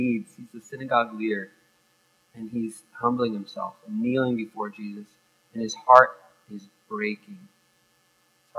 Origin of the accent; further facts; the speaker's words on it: United States; growing up in America